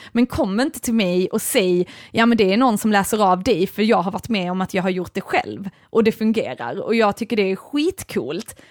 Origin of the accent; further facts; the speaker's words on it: Sweden; jag är ju ändå svensk